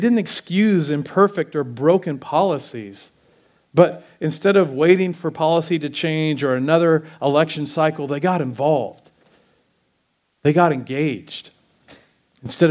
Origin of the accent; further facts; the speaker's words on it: United States; us as American Christians